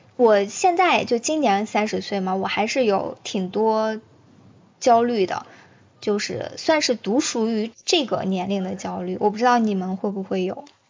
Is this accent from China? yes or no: yes; China; 我们中国人